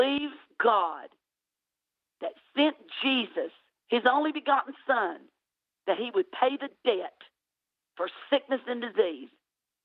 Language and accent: English; United States; I may sound like I'm from Tennessee, Alabama area, and I am. But I can't change my accent. I've been living here all my life.